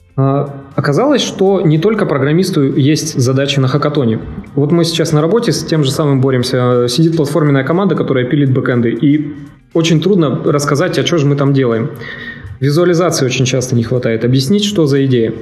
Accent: Siberia, Russia; я вообще из Сибири

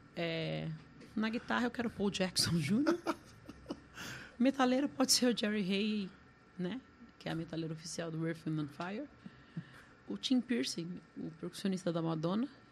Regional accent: Brazil; eu sou brasileira

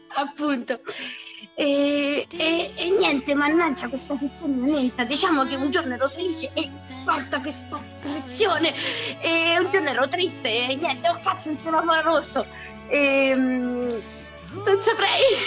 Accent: Rieti, Lazio, Italy; I'm twenty-three years old e vengo da Rieti

